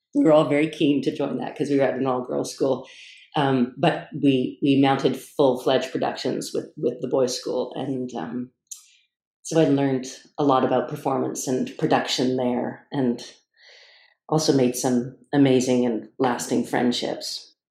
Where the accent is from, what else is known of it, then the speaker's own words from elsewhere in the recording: Toronto, Ontario, Canada; moved away as an adult; also born or lived in Montreal; now in Stratford, Canada; I'm from Toronto originally